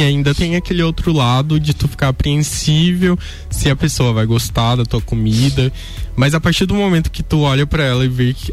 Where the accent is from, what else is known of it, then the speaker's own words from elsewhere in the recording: Pará, Brazil; eu sou da região do Pará